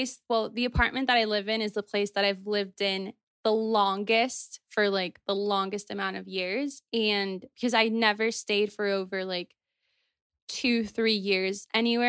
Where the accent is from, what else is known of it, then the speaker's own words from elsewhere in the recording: Venezuela; born there; Okay, so I was born in January 1996 in Venezuela, and I was not supposed to be born in Venezuela.